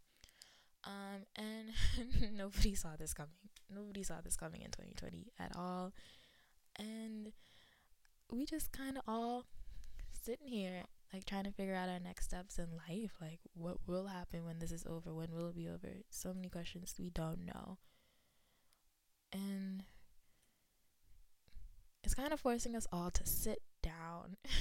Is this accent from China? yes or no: no; Nassau, New Providence, Bahamas; moved away as an adult; now in Tennessee, United States; I was raised in Nassau, Bahamas. And I have lived in Tennessee since July of 2013.